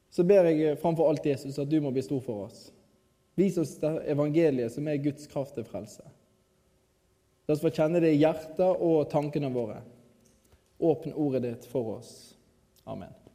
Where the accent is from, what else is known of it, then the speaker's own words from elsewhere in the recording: Radøy, Vestland, Norway; moved away; also born or lived in Kristiansand; jeg kommer fra Radøy